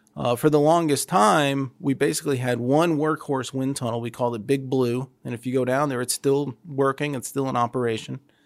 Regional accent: Toledo, Ohio, United States; moved away; I grew up in Toledo

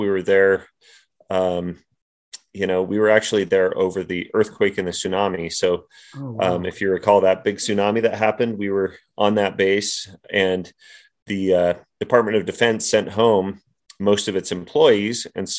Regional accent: Utah, United States; so I was born in Salt Lake City, but raised in Utah County.

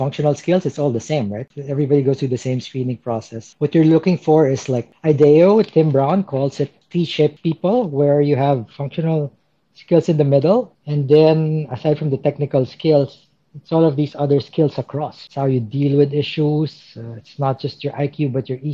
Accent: Philippines; moved away as an adult; also born or lived in Myanmar / Manila / Thailand; I'm originally from the Philippines

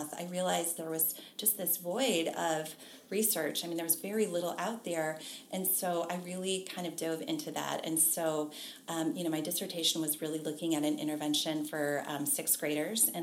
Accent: Michigan, United States; also born or lived in Iowa / Ohio; now in Oxford, Ohio, United States; I grew up in Michigan

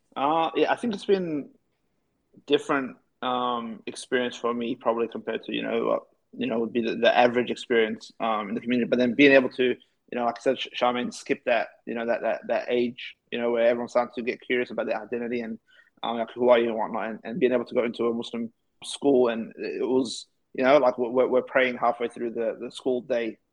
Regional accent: Australia; also born or lived in Somalia / Ethiopia; came to Australia at the age of five

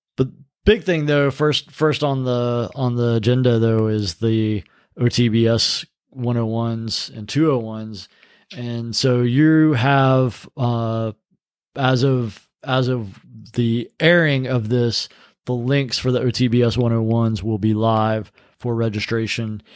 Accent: North Carolina, United States; North Carolina

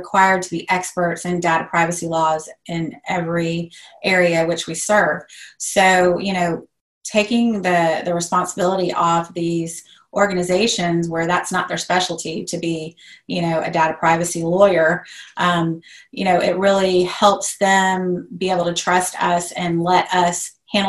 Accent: Atlanta, Georgia, United States; I am originally from Atlanta. I love Atlanta. I'm never leaving Atlanta

